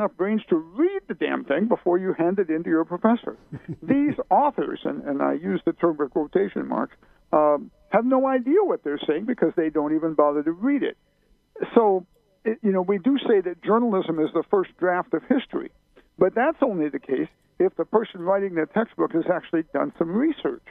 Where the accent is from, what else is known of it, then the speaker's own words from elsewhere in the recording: Decatur, Illinois, United States; I grew up in Decatur, Illinois, right in the middle of Illinois and right in the middle of the Midwest